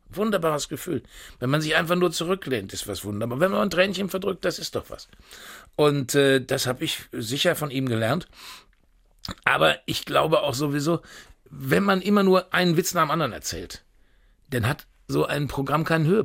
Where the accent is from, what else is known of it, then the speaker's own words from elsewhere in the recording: Unna, North Rhine-Westphalia, Germany; Und das äh, alte Dorf, wo ich geboren bin, das war Unna Stockum. Also da hatten wirklich 400 Einwohner. Und äh, ja, und ich bin also mit selber kochen groß geworden, mit Spiegeleier essen während der Woche